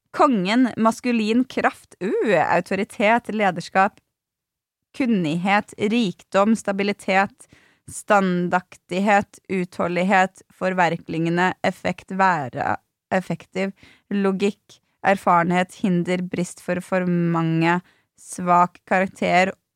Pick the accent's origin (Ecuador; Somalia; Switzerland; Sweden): Sweden; moved away